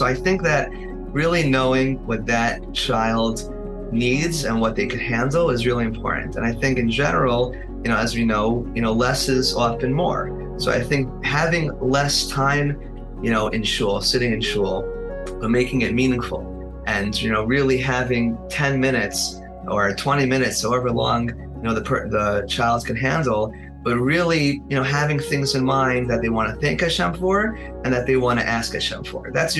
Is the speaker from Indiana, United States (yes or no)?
yes; Muncie, Indiana, United States; I grew up in Muncie